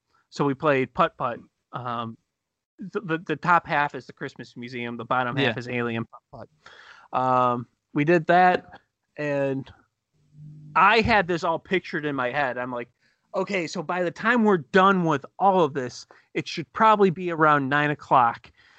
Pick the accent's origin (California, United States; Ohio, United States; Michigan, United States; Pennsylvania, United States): Ohio, United States; Cleveland; We're from Cleveland.